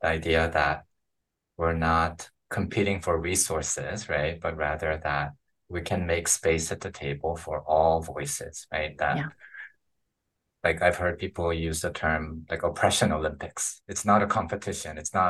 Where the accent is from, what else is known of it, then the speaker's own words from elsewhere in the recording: Philippines; I grew up in the Philippines as a missionary kid.